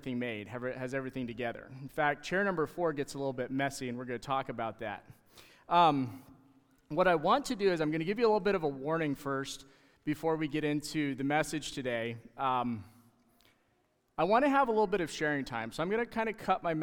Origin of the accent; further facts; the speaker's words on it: Canada; moved away; being Canadian